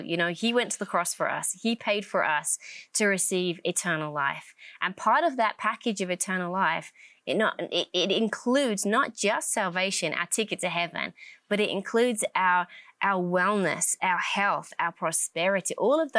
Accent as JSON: {"language": "English", "region": "England", "country": "United Kingdom", "moved": "as an adult", "lives_now": "United States", "said": "I'm from England, obviously. I have a slightly different accent. I moved over to America with my family"}